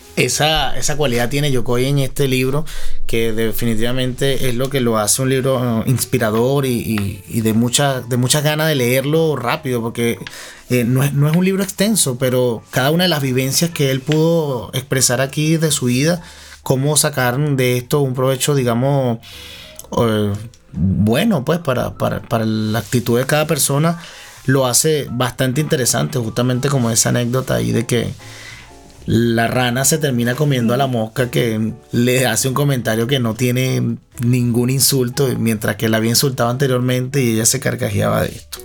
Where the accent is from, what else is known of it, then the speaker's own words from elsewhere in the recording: Venezuela; moved away; Nosotros como venezolanos podemos extrañar nuestro nido